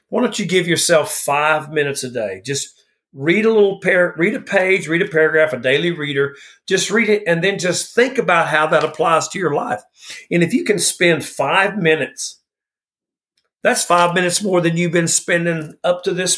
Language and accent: English; the South, United States; I'm from the South